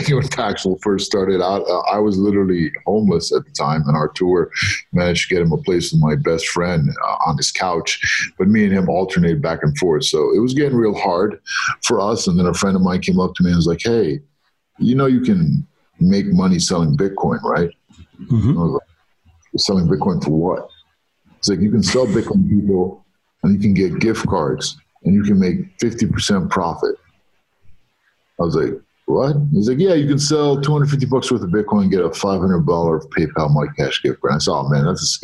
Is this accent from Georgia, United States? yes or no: no; New York City, New York, United States; also born or lived in Egypt; I was born in Egypt. I grew up in New York. My parents went to America for a better life when I was 2 years old